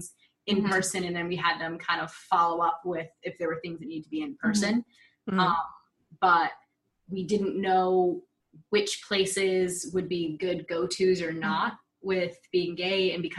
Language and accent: English; Massachusetts, United States; I'm from Massachusetts. It's the first state to recognize our marriages.